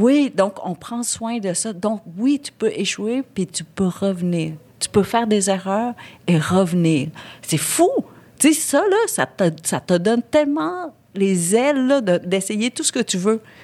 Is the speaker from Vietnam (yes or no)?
yes; Vietnam; je suis vietnamienne